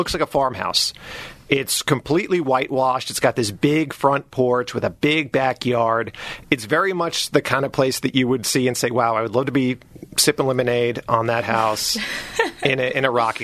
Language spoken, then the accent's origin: English; Westbury, New York, United States; also born or lived in Nesconset, New York; I grew up in Westbury, New York, out on Long Island